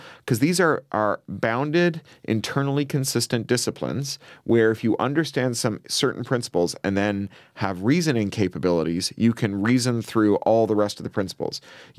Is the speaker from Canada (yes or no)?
yes; Canada; I'm a Canadian-British dual national.